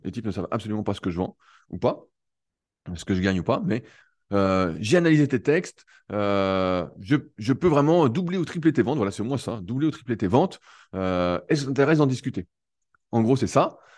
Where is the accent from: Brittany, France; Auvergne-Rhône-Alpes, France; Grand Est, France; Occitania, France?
Auvergne-Rhône-Alpes, France; Annecy; je suis d'Annecy